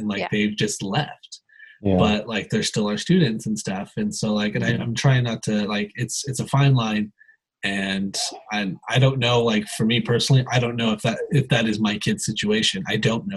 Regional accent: Tehachapi, California, United States; I have two nephews from my hometown, Tehachapi

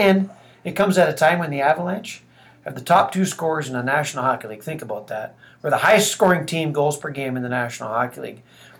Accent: British Columbia, Canada; being from British Columbia

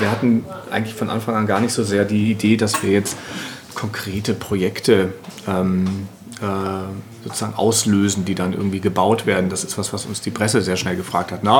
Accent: Altona, Hamburg, Germany; ich komme aus {S0} Altona

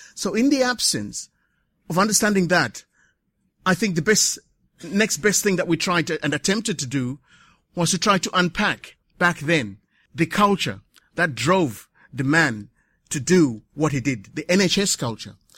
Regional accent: Zimbabwe; also born or lived in Waltham Forest, London; now in London, United Kingdom; coming from Southern Africa, because this is where I come from, I come from Zimbabwe

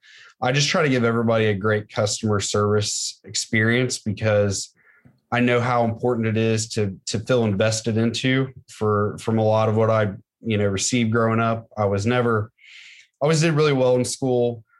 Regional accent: Middletown, Ohio, United States; also born or lived in Franklin, Ohio; born and raised in Middletown

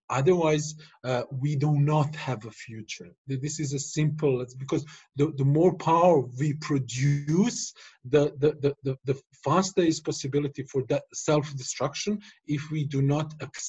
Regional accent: Stolac, Federation of Bosnia and Herzegovina, Bosnia & Herzegovina; born or raised there; also born or lived in Duisburg, Germany

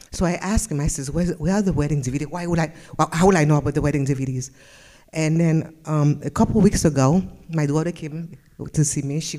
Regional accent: West Palm Beach, Florida, United States; I'm from West Palm and my testimony is sitting in the back.

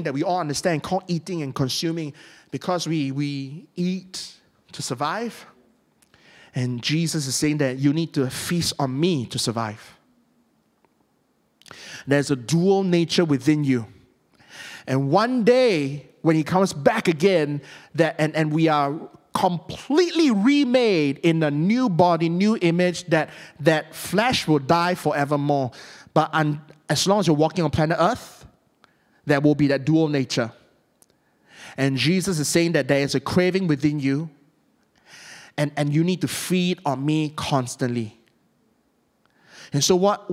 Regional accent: Malaysia; I'm from Malaysia

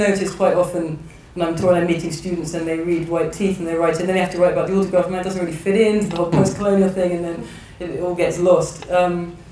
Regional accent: England, United Kingdom; I'm born and bred in England

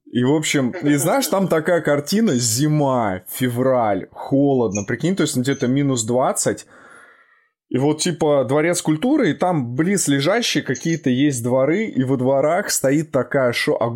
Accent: Krasnogorsk, Moscow Oblast, Russia; А мое детство проходило, а мое детство проходило в Московской области, если знаешь такой город Красногорск.

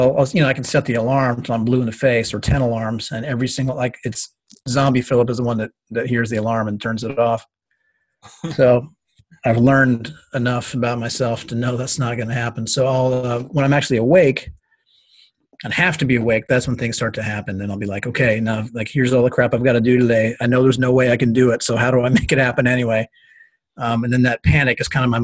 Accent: Kentucky, United States; moved away; I grew up in part in Kentucky

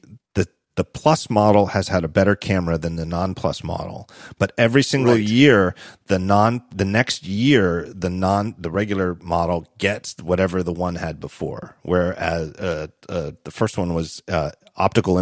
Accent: Philadelphia, Pennsylvania, United States; as a Philadelphian

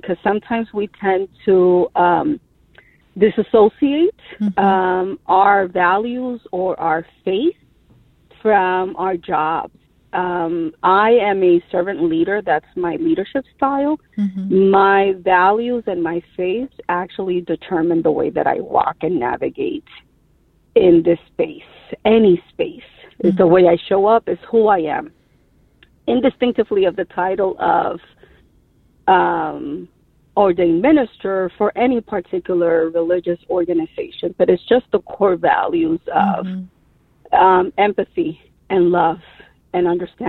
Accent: Dominican Republic; moved away as an adult; also born or lived in New York City, United States; now in United States; So I am an immigrant, but I was raised in New York City. So then I migrated back again to my country and went to high school as well as college in the Dominican Republic.

